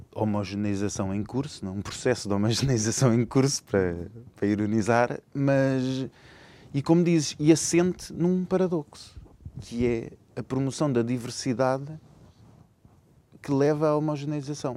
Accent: Lisbon, Portugal; eu sou lisboeta, nascido em Lisboa, nascido e criado em Lisboa

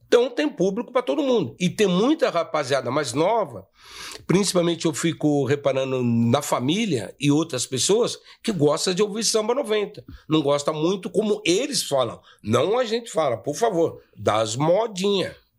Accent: São Paulo, Brazil; a gente é do bairro do Limão

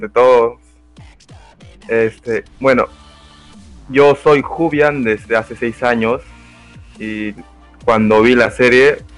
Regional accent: Peru; Yo soy de Perú también, compatriota de Yona

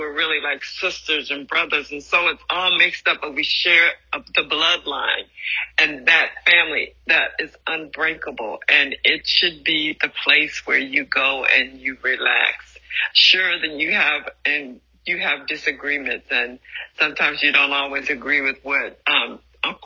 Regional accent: Louisiana, United States; The little timid girl brought up in Louisiana

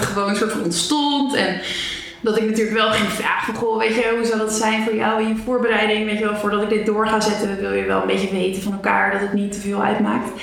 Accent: Zeist, Utrecht, Netherlands; moved away as an adult; also born or lived in Amsterdam; ik ben geboren in Zeist

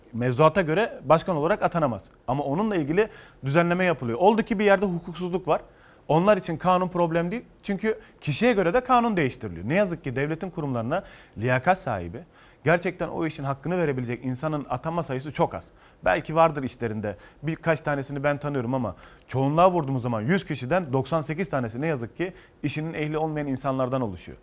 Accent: Ceyhan, Adana, Turkey; now in Istanbul, Turkey; Adana Ceyhanlıyım ben

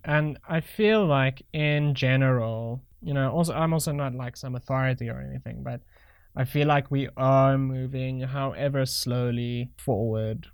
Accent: South Africa; I'm a crappy South African

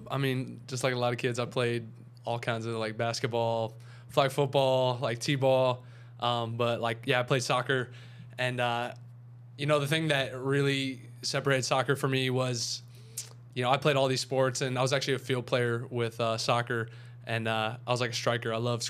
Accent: Charlotte, North Carolina, United States; I'm from Charlotte, North Carolina.

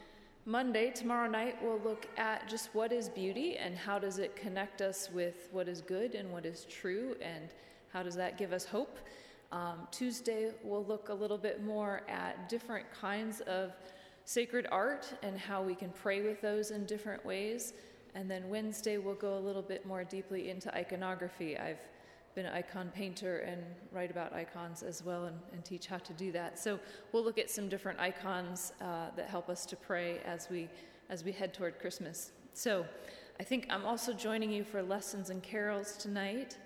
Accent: west of Rockford, Illinois, United States; now in Ferdinand, United States; I grew up west of Rockford

